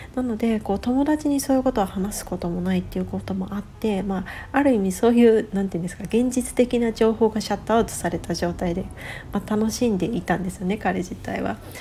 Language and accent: Japanese; Japan; now in West Coast, United States; 私自身田舎で育っている